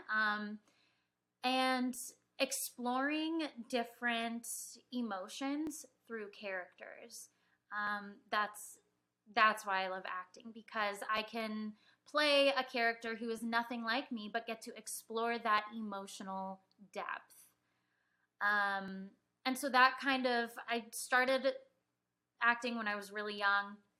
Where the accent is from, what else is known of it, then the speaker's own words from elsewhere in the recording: Mission Viejo, California, United States; I was born in Mission Viejo, California. Um, I was born and raised there um, for my whole life